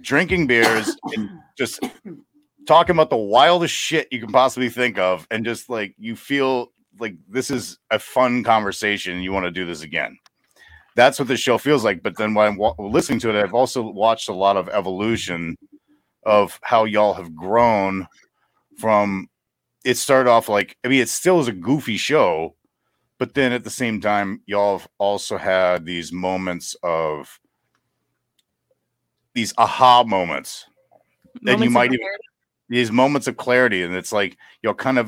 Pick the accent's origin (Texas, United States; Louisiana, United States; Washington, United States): Louisiana, United States; New Orleans; moved away; We're from New Orleans